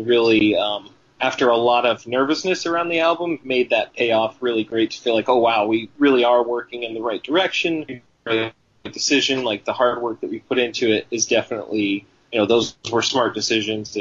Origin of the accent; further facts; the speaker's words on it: Bristol, Tennessee, United States; moved away; also born or lived in Arizona; I grew up partially in Arizona, but I'm from Bristol, Tennessee, so I grew up around a lot of country music